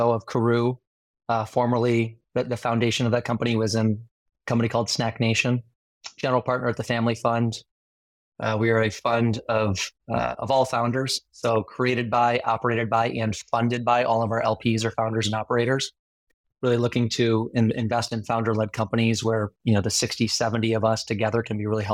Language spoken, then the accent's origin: English; Northern Michigan, United States; moved away; I grew up in Northern Michigan, born and raised